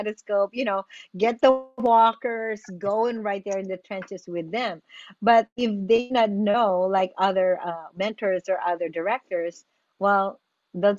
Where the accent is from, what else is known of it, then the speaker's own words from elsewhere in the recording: Philippines; moved away as an adult; now in United States; I am an immigrant from the Philippines